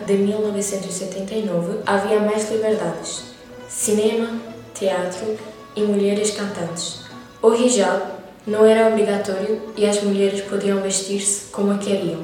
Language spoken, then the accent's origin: Portuguese; Iran; now in Portugal; eu venho do Irão